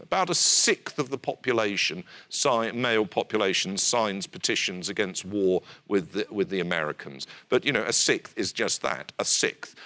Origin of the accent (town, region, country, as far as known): United Kingdom